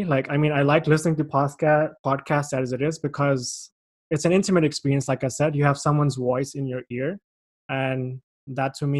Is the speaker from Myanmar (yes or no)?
no; Pakistan; moved away as an adult; now in Canada; I'm from Pakistan